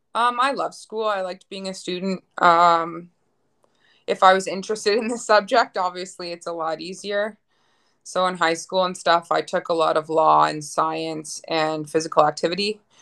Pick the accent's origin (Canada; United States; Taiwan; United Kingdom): Canada; Ottawa, Ontario; moved away as an adult; now in Lloydminster, Canada; I'm originally from Ottawa, Ontario.